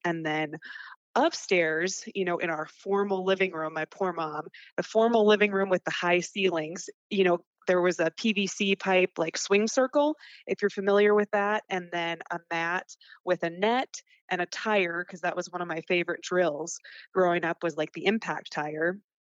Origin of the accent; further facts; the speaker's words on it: North Dakota, United States; I loved growing up in North Dakota